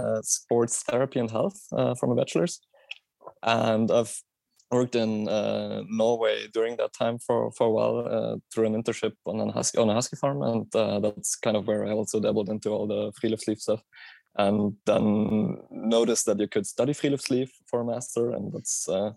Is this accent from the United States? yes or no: no; Southern Germany, Germany; moved away; I'm also from Germany, from southern Germany